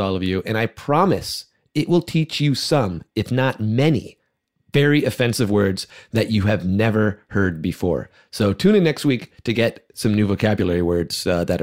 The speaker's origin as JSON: {"language": "English", "region": "suburban California", "country": "United States", "tie": "born or raised there", "said": "As a kid growing up in suburban California"}